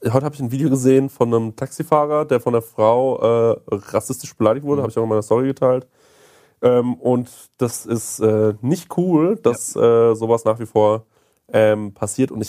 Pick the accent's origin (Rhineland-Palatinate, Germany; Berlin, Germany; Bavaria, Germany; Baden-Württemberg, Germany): Bavaria, Germany; Aschaffenburg; Und äh, wir kommen aus Aschaffenburg